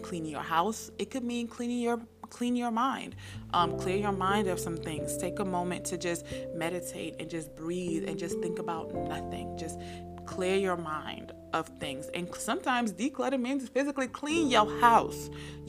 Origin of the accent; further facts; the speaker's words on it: United States; accent: American; also born or lived in Nigeria; my American accent